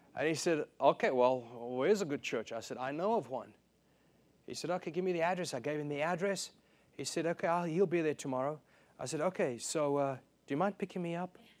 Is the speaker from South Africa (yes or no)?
yes; South Africa; moved away; I was raised in South Africa